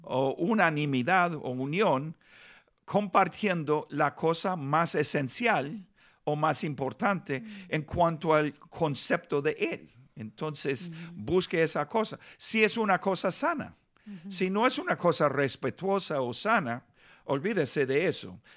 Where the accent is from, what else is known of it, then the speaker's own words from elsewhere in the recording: Los Angeles, California, United States; Spanish is a second language; also born or lived in Nicaragua / Bogotá, Colombia / Buenos Aires, Argentina; me criaron aquí en Los Ángeles, ah, viví un año durante mi niñez en Nicaragua